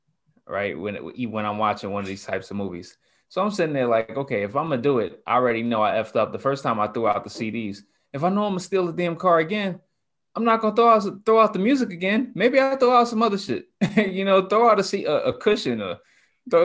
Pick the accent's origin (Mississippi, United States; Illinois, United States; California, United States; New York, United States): New York, United States; I'm from New York.